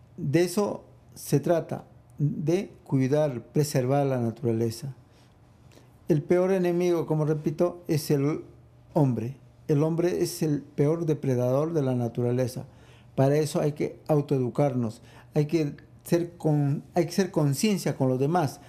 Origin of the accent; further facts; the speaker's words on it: Arequipa, Peru; now in New York, United States; en mi país, que es Perú